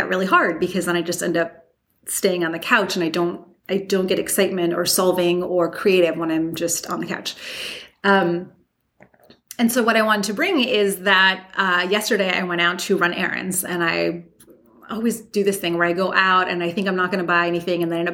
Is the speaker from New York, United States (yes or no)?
yes; New York, United States; moved away; I'm just a New Yorker everywhere I go